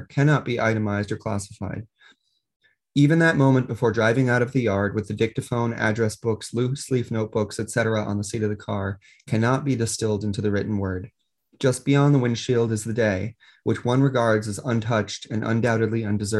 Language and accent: English; Connecticut, United States; this is my home state and I've pursued collecting here